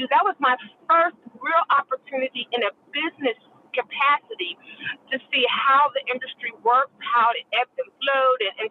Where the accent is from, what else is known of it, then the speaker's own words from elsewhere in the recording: Philadelphia, Pennsylvania, United States; I grew up in Philadelphia and Philly, you know, Philly International.